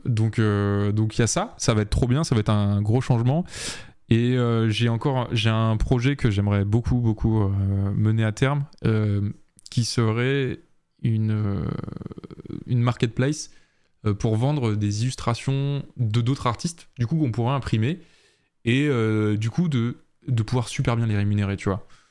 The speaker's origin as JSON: {"language": "French", "country": "France", "said": "nous en tant que Français"}